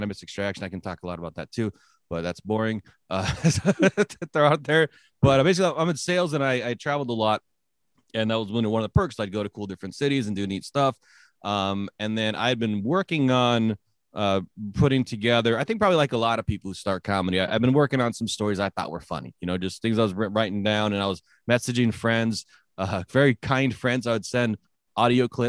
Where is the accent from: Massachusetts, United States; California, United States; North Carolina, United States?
California, United States; San Jose; also born or lived in Northwest US / Samoa / Oregon; now in Nampa, United States; I grew up in San Jose, California